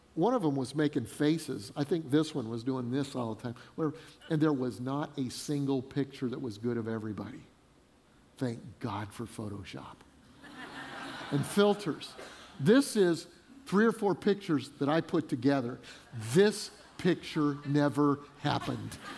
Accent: Denver, Colorado, United States; moved away as an adult; also born or lived in Fort Collins, Colorado / Freeport, Illinois; now in South Carolina, United States; I grew up in Denver

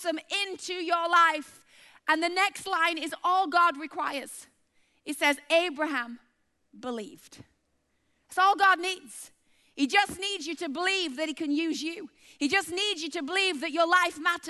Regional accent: Bradford, Yorkshire and the Humber, United Kingdom; moved away; a chick from Bradford

